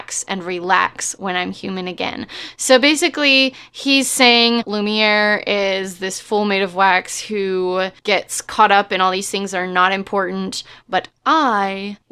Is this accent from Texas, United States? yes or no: yes; Texas, United States; we're from Texas